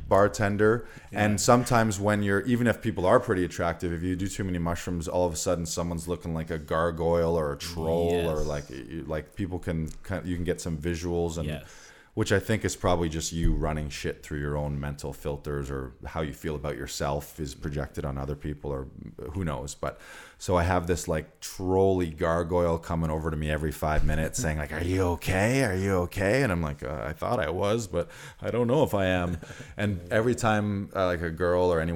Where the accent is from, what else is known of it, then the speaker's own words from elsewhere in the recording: Orillia, Ontario, Canada; moved away as an adult; also born or lived in London, Ontario; I'm not from Barrie. I'm from Orillia